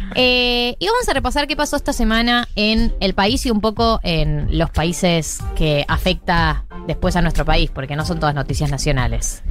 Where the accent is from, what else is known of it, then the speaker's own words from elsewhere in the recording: Buenos Aires, Argentina; los porteños sonamos chetos